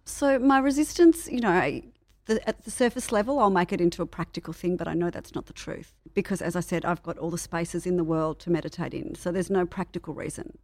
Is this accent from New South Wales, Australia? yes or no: no; Melbourne, Victoria, Australia; I'm from Melbourne.